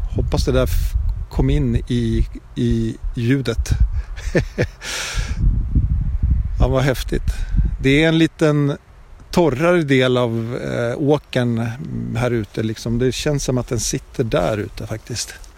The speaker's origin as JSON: {"language": "Swedish", "country": "Sweden", "tie": "born or raised there", "said": "när jag var liten och bodde i Brunford"}